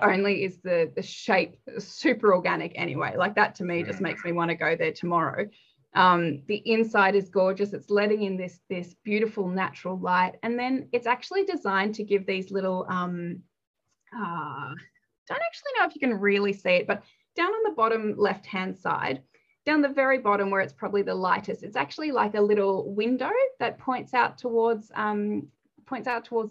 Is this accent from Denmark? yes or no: yes; Denmark; now in Australia; I was born in Denmark